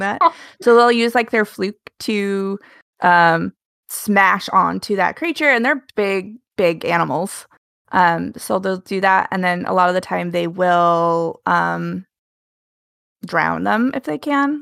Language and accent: English; Alaska, United States; I grew up in Alaska